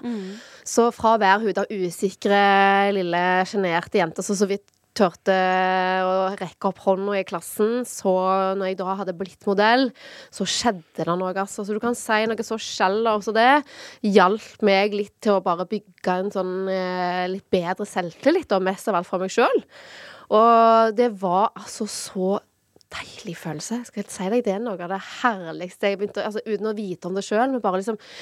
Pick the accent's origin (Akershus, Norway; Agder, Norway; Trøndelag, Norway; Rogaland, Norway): Rogaland, Norway; Sola; moved away as an adult; also born or lived in Oslo; Fra Sola, litt sånn midt imellom eh, Stavanger og Sandnes